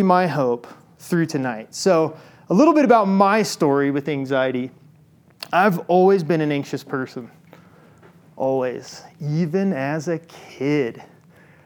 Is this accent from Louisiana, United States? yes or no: no; Illinois, United States; I grew up in Illinois